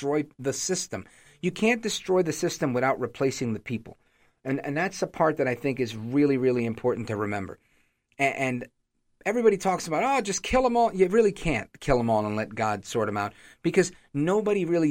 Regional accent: New York City, New York, United States; now in New Jersey, United States; Born in Brooklyn, but I live in Jersey now

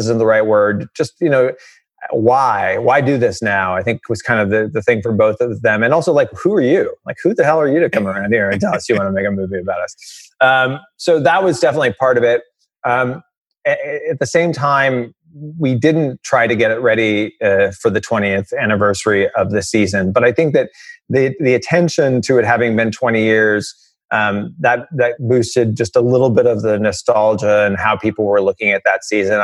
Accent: outside of St. Louis, Missouri, United States; moved away as an adult; also born or lived in Los Angeles; I grew up outside of St. Louis, was a huge Cardinal fan as a kid

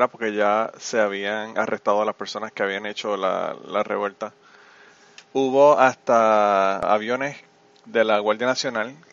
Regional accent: Utuado, Puerto Rico; mi pueblo, mi querido pueblo de Utuado.

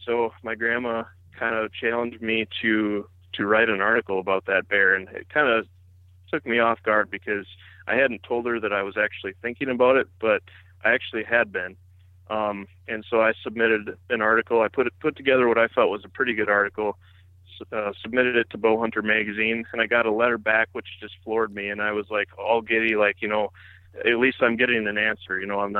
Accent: Wisconsin, United States; But yeah, I grew up here in Wisconsin. It's a beautiful place to be, especially in the summer and the fall.

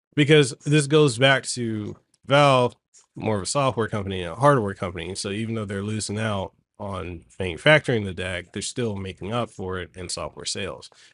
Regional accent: Hawaii, United States; we Hawaiians and locals

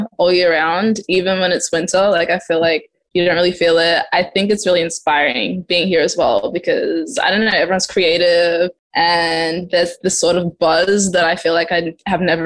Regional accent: Adelaide, South Australia, Australia; moved away as an adult; also born or lived in Zimbabwe / Perth, Australia; now in Los Angeles, United States; I'm originally from Zimbabwe. I was born there and lived in Adelaide, and now I'm in Los Angeles.

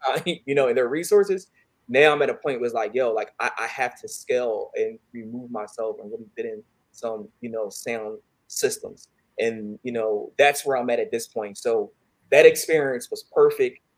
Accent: Philadelphia, Pennsylvania, United States; I'm from um, Philadelphia, West Philly

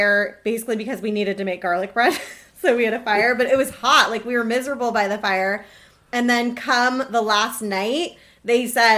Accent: near Seattle, Washington, United States; moved away; the house I grew up in near Seattle did not have air conditioning

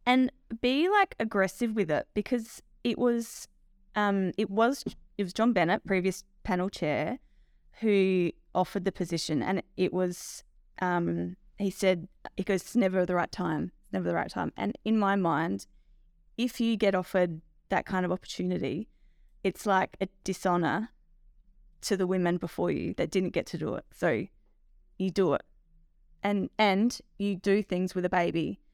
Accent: Lameroo, South Australia, Australia; We farm at Lamoree in the southern valley of South Australia

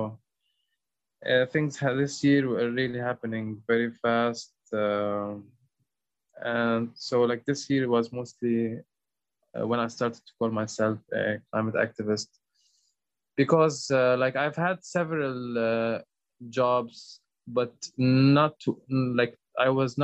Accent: Lebanon; I'm from Lebanon

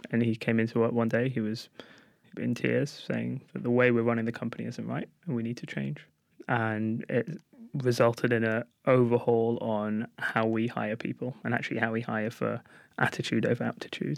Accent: London, United Kingdom; Growing up in Golders Green

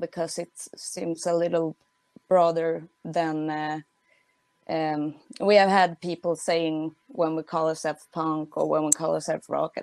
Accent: Sweden; now in Stockholm, Sweden; I'm from Sweden

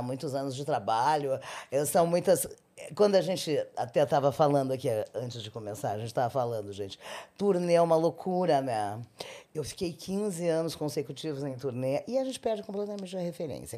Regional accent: Rio Grande, Rio Grande do Sul, Brazil; moved away; Eu, eu sou de Rio Grande, é no Rio Grande do Sul. É, a minha cidade fica no litoral, no extremo sul

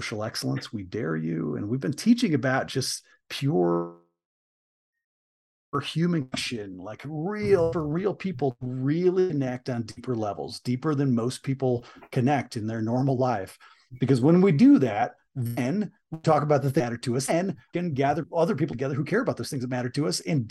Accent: Michigan, United States; I grew up in Michigan, grew up in a small working class town in Michigan

